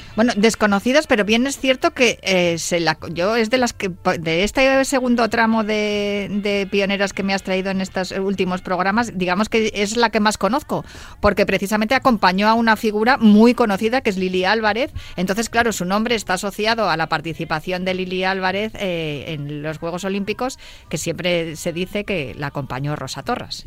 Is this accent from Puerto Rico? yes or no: no; Spain; aquí en España